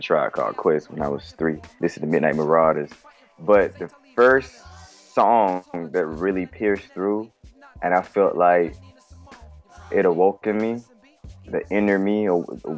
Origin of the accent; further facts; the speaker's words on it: Albany, Georgia, United States; now in Decatur, United States; I'm from Albany, Georgia. I currently stay in Decatur, East Side, Atlanta.